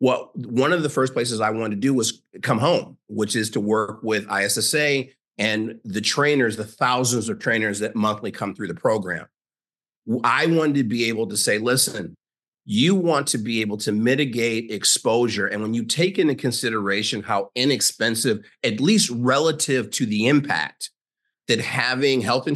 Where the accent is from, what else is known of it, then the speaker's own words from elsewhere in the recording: Chicago, Illinois, United States; also born or lived in Minnesota; now in University Park, United States; I am a 57-year-old African-American. I'm from Chicago, but I live in University Park, Texas.